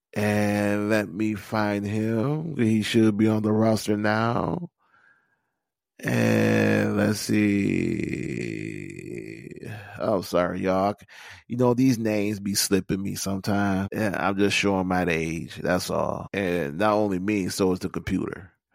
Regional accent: Detroit, Michigan, United States; my hometown team

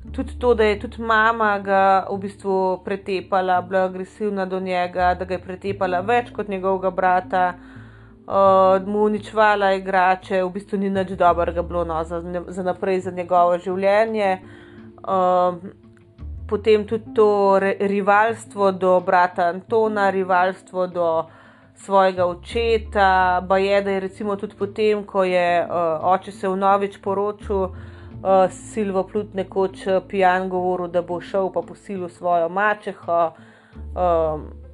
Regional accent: Slovenia

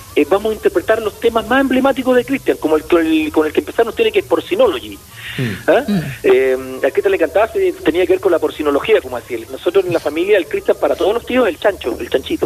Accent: Coquimbo, Chile; la playa Changa, donde nos criamos nosotros en Coquimbo.

